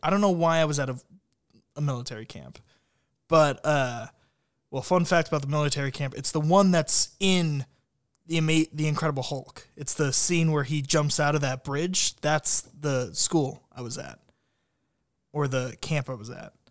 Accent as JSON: {"language": "English", "town": "Columbus", "region": "Ohio", "country": "United States", "tie": "born or raised there", "said": "my hometown"}